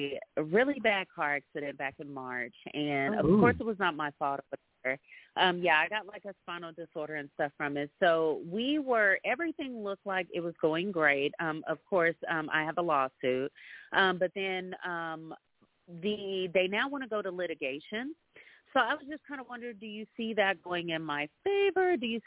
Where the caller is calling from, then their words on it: Texas, United States; This is …, and I'm calling from Texas.